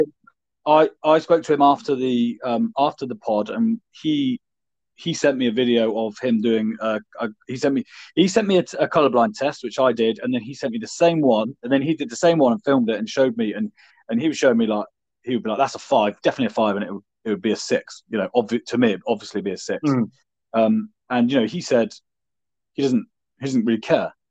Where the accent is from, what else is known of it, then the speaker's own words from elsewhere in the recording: Devon, South West England, United Kingdom; I'm from Devon